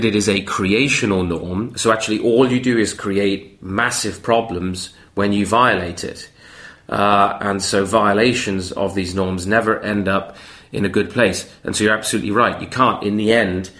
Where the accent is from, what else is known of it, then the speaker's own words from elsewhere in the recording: Canada; moved away; I'm from Canada